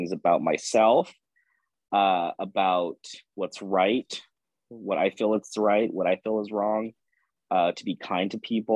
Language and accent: English; Pasadena, California, United States; also born or lived in Los Angeles, California; I am originally from Los Angeles, California, but I grew up on the outskirts of Los Angeles in a town called Pasadena, California